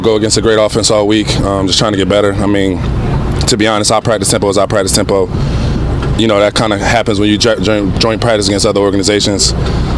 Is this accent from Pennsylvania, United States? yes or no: yes; Philadelphia, Pennsylvania, United States; moved away; growing up in Philly